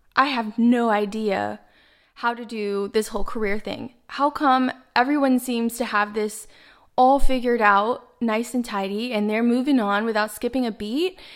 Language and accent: English; Dallas, Texas, United States; now in Miami, United States; I'm from Dallas, Texas, but I'm currently based out of Miami, Florida